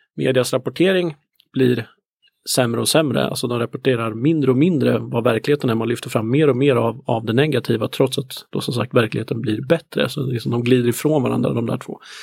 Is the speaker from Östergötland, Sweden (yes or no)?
no; Närke, Örebro County, Sweden; jag är ju närking i grunden